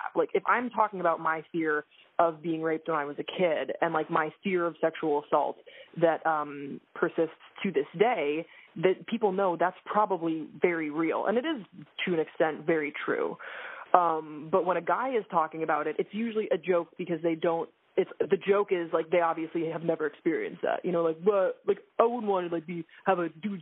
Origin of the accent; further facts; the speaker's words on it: Belgium; now in United States; I was raised in Belgium, and I identify as a Belgian-American